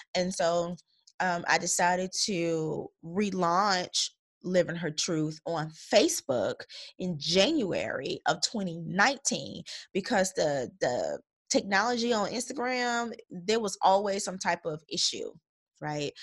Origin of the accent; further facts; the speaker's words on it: Chicago Heights, Illinois, United States; I was born and raised in Chicago Heights, Illinois